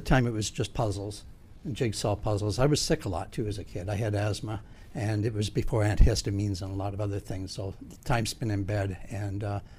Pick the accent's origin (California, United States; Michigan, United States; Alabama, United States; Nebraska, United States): Nebraska, United States; Fremont; Fremont, Nebraska.